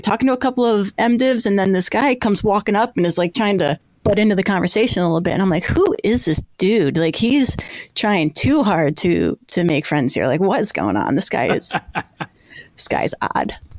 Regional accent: Connecticut, United States; moved away as an adult; also born or lived in Massachusetts / Indiana; I grew up in Connecticut

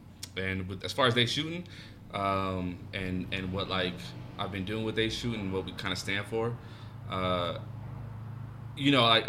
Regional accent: Lompoc, California, United States; moved away as an adult; also born or lived in Los Angeles, California; now in Denver, United States; I was born in LA and then lived in the Central Coast. A lot of people don't know Lompoc, 805. Mm-hmm. I represent all day for Lompoc.

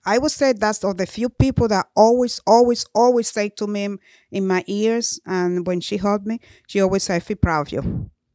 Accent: Dominican Republic; moved away as an adult; I came to this country when I was 20 years old. I grew up in Dominican Republic

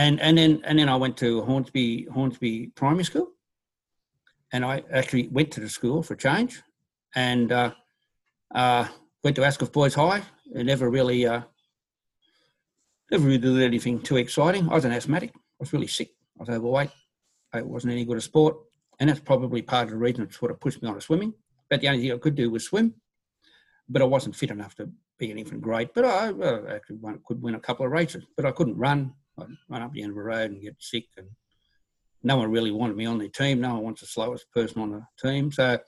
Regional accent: Papua New Guinea; also born or lived in Brisbane, Australia; I was born in Bulleye, went back to New Guinea where my father was a builder after the Second World War. Then we moved around and went to Brisbane and central things.

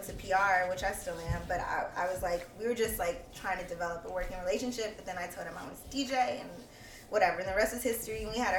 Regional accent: Houston, Texas, United States; moved away as an adult; also born or lived in Washington, District of Columbia, United States; now in New York, United States; I'm from Houston, Texas.

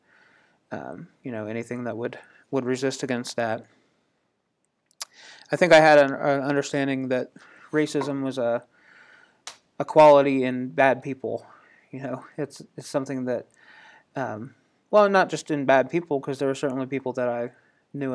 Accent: Indiana, United States; I grew up in Indiana, which is part of the North

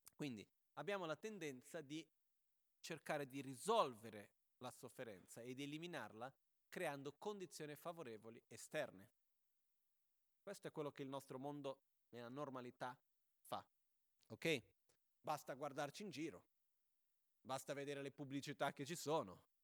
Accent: Brazil; moved away; c'è una battuta da bambini in Brasile che si faceva quando ero proprio piccolino

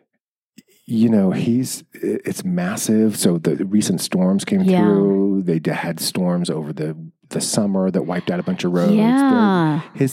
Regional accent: Bishop, California, United States; I grew up in Inyo County

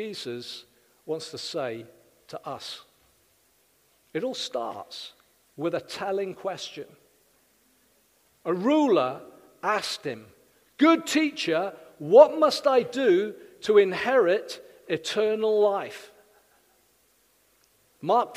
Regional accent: South Wales, United Kingdom; now in Winchester, United Kingdom; In Wales, I'm from South Wales

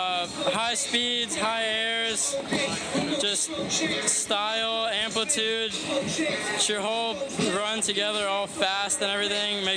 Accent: Virginia Beach, Virginia, United States; Virginia Beach, Virginia, America

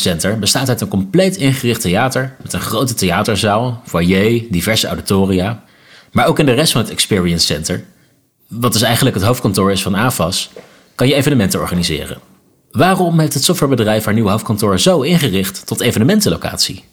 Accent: Leusden, Utrecht, Netherlands; moved away; ik kom zelf uit Leusden, ben ik al in eh, geen jaren geweest, maar hier ben ik opgegroeid.

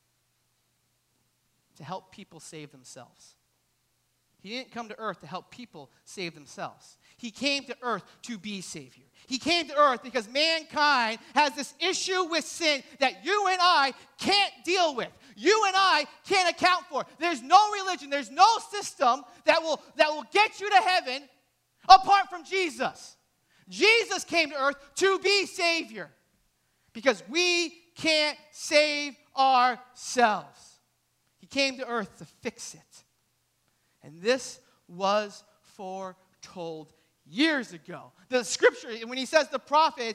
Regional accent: New Hampshire, United States; I grew up in New Hampshire.

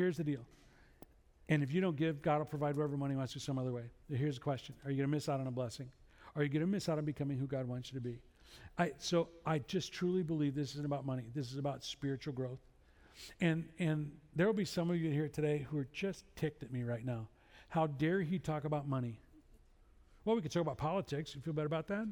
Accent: Chicago, Illinois, United States; I'm from Chicago

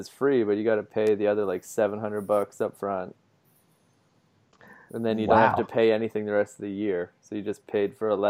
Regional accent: Canada; moved away; being Canadian amongst Canadians

